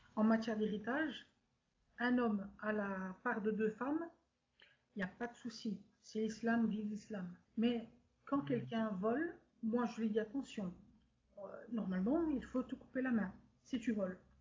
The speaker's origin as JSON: {"language": "French", "town": "Brussels", "region": "Brussels-Capital Region", "country": "Belgium", "tie": "born or raised there", "said": "je suis née en Belgique en 1988 d'un père tunisien, musulman modéré, et d'une mère belge"}